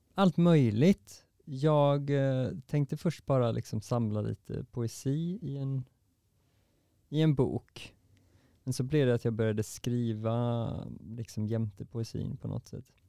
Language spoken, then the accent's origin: Swedish; Varberg, Halland County, Sweden; moved away; jag kom från Varberg och nu sitter jag här